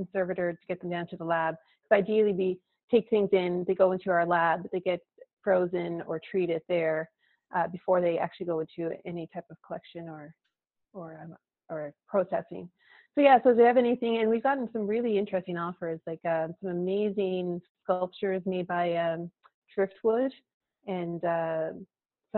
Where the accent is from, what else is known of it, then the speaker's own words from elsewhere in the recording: Conception Bay South, Newfoundland and Labrador, Canada; When I was growing up here in Newfoundland, I grew up out in Conception Bay South.